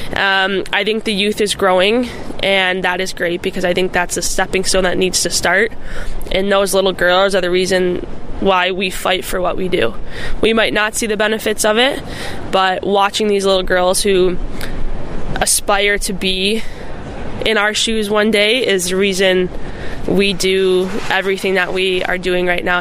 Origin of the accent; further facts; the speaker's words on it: Buffalo Grove, Illinois, United States; moved away as an adult; also born or lived in Minnesota; I grew up in Buffalo Grove and actually played for Team Illinois